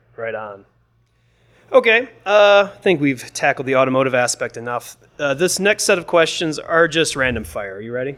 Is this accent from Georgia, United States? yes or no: no; Michigan, United States; I'm from Michigan